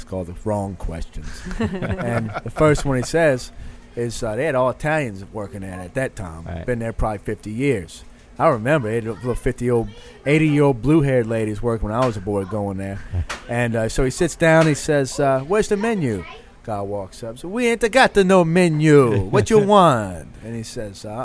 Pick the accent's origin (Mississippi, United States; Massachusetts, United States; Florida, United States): Mississippi, United States; also born or lived in New Orleans, Louisiana; I'm from Mississippi